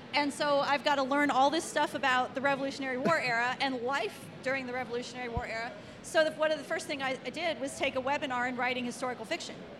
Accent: Cincinnati, Ohio, United States; I was born in Cincinnati, Ohio in 1960 something

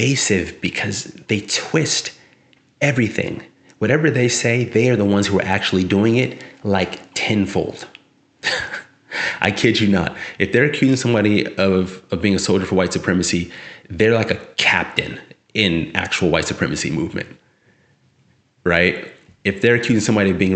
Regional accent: South San Francisco, California, United States; now in Sacramento, United States; I'm from San Francisco, South City. So I went to public schools down there, and then also in Northern California, in the Sacramento area, where I reside now

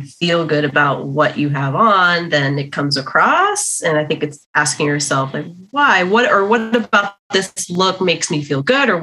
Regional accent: Miami, Florida, United States; now in Los Angeles, United States; I grew up in Miami

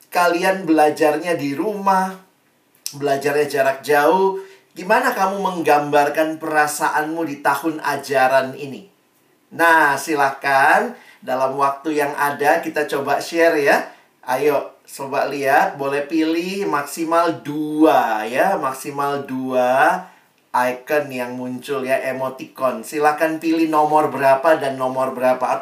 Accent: Makassar, South Sulawesi, Indonesia; moved away as an adult; also born or lived in Jakarta; Saya dari SMA Negeri 1 di Makassar, Lalu kemudian Tuhan bawa saya kuliah ke Jakarta, ke Universitas Indonesia, dan di situ saya terus bertumbuh.

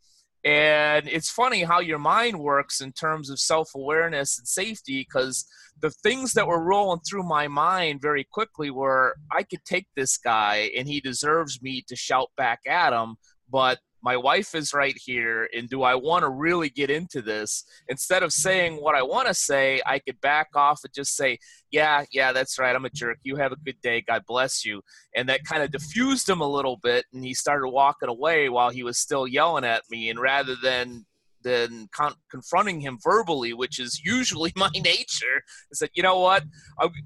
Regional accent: Chicago, Illinois, United States; moved away as an adult; now in Los Angeles County, United States; I grew up in Chicago, lived in Chicago for almost 40 years

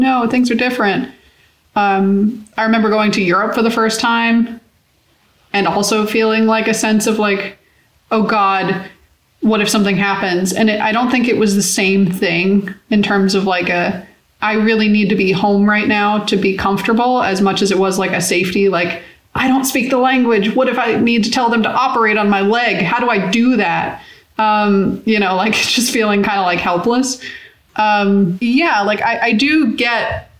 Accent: Florida, United States; born or raised there; moved away

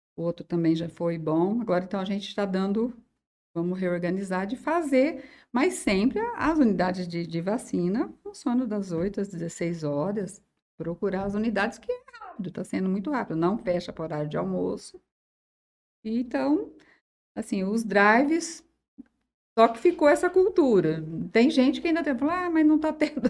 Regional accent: Jales, São Paulo, Brazil; Eu nasci aqui em Jales, assim, nasci na zona rural de Jales

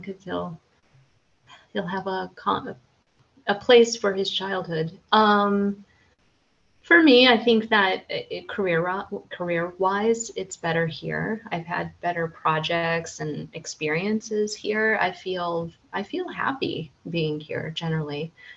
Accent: United States; now in Central Europe; I'm American

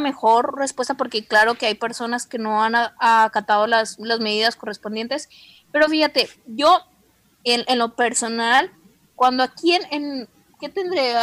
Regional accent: Mexico; en el caso de nosotros como mexicanos

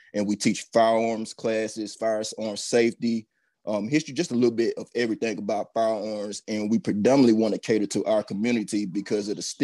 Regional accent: Troy, Alabama, United States; also born or lived in Montgomery, Alabama; now in Huntsville, United States; I'm originally from Troy, Alabama

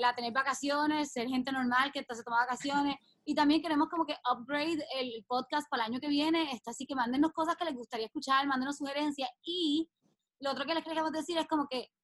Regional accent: Mayagüez, Puerto Rico; moved away; yo llegué hoy a mi pueblo, a Mayagüez

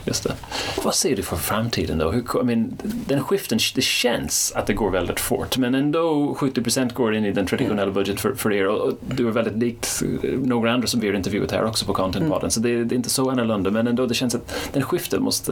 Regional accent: Ireland; now in Sweden; Jag kommer inte från Sverige, jag kommer från Irland, så jag är inte uppväxt med Arla

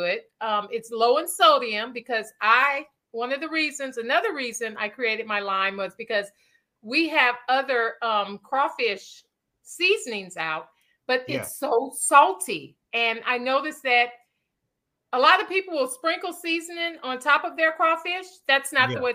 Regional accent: Louisiana, United States; now in Houston, United States; we grew up in Louisiana eating crawfish

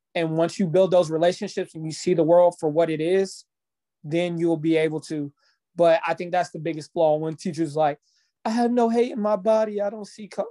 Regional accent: Topeka, Kansas, United States; I'm from, I grew up in Topeka

